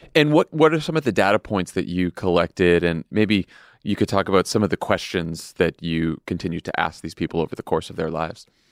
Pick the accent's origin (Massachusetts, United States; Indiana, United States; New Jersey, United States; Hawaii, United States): Massachusetts, United States; Boston; my hometown of Boston